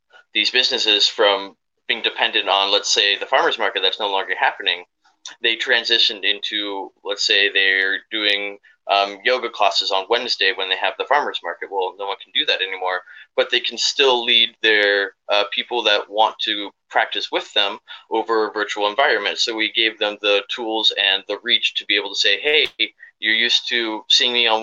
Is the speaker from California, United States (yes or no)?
yes; San Diego, California, United States; we moved down to San Diego when I was 10